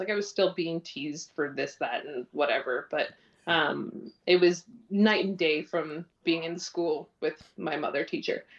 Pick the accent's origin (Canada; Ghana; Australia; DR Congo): Canada; North Bay, Ontario; moved away; I grew up in this little town called North Bay in Ontario